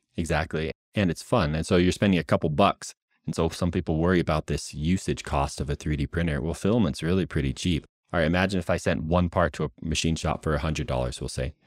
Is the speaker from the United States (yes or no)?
yes; United States; moved away as an adult; also born or lived in West Coast; now in Utah, United States; before I moved out to Utah, I was out where I grew up in Washington, in Oregon